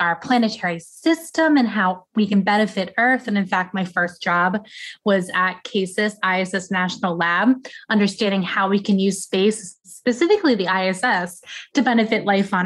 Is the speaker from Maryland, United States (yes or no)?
no; Pennsylvania, United States; now in Atlanta, United States; I grew up in Pennsylvania, so I moved down south for a reason